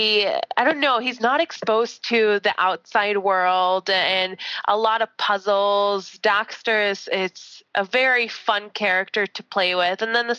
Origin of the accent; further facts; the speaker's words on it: Canada; because I'm Canadian.